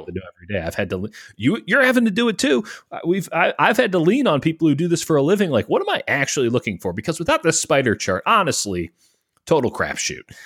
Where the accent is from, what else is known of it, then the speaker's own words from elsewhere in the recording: Chicago, Illinois, United States; my hometown of the city of Chicago